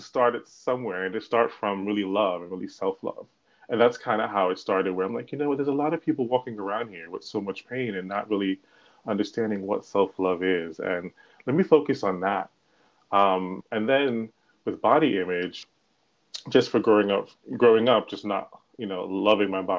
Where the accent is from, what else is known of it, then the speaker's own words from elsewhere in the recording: New York, United States; now in Irvington, United States; I am from New York, and I live actually in New Jersey, in Irvington, New Jersey